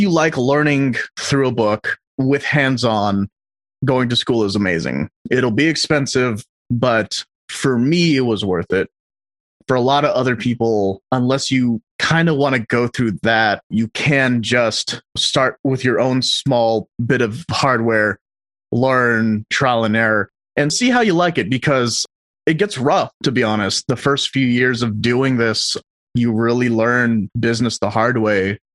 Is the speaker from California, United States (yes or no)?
yes; Los Angeles, California, United States; So I'm from LA. I was born and raised here.